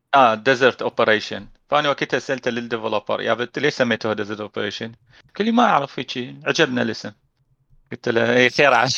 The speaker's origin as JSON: {"language": "Arabic", "country": "Iraq", "said": "بالعراق احنا"}